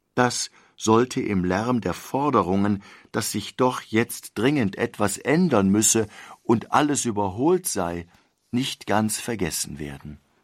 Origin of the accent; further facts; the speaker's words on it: Germany; wir als Deutsche leben